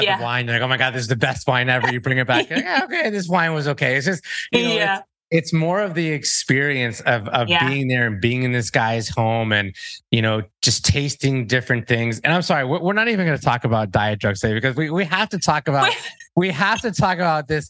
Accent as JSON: {"language": "English", "town": "Miami", "region": "Florida", "country": "United States", "tie": "born or raised there", "said": "I was born in Miami, Florida"}